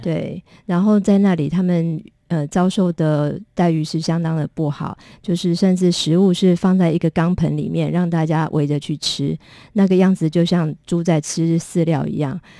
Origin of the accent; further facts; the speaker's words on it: Taiwan; 那我们同样跟马来西亚都是移民社会